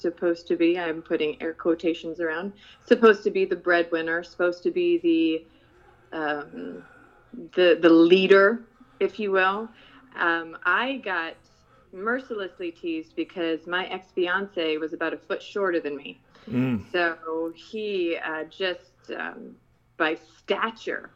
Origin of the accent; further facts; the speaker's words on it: Muntinlupa, Metro Manila, Philippines; also born or lived in Kalibo, Aklan, Philippines; now in United States; I grew up in the Philippines. I grew up first in Calibo, Aklan, and then we moved to Manila. I grew up in Muntinlupa, Alabang.